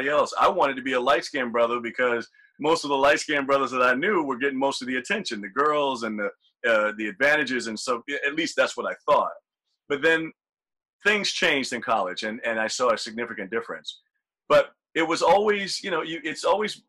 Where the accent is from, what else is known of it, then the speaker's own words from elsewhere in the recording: the South, United States; growing up in the South